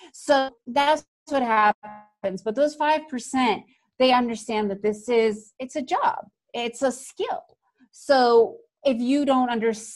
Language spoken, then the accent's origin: English; New York, United States; I grew up in New York